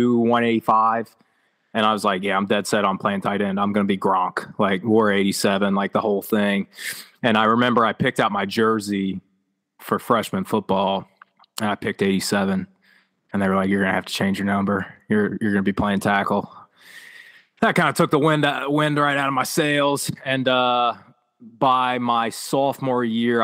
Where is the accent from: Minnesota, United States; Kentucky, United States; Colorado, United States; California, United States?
Kentucky, United States; Northern; I'm a Northern Kentucky kid, so we're 15 minutes outside of Cincinnati